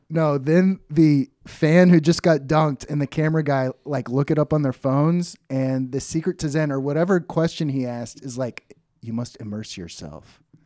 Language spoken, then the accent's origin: English; Dallas, Texas, United States; also born or lived in Oklahoma; I grew up in Dallas